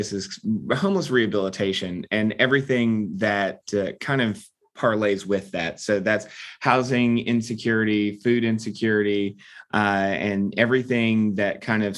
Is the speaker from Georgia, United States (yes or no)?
yes; Atlanta, Georgia, United States; I was born and raised here in Atlanta, so this is home base for me